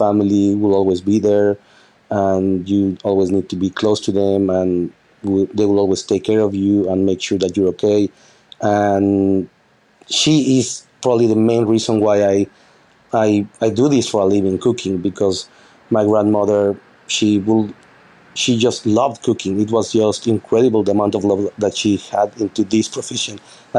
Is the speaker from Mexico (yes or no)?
yes; Mexico; me, my girlfriend, which she's my sous chef here as well, and the bar manager, we're all from Mexico.